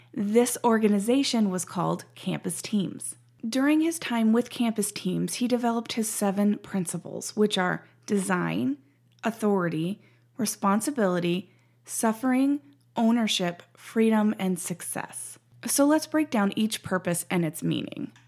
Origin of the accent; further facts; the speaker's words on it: Montana, United States; moved away as an adult; also born or lived in Washington State; now in Ohio, United States; I grew up in Montana and spent the last three years in Washington.